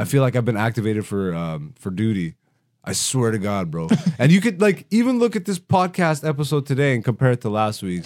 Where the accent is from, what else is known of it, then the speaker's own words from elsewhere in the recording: London, Ontario, Canada; also born or lived in Greece; I grew up in London, Ontario